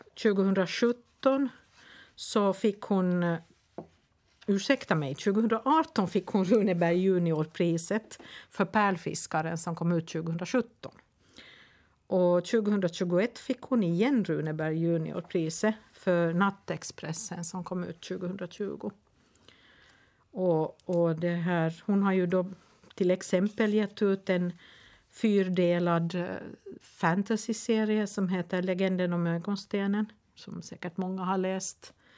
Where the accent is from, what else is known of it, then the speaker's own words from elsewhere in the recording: Nykarleby, Ostrobothnia, Finland; Nykarleby, ursäkta. Men eh, min hemstad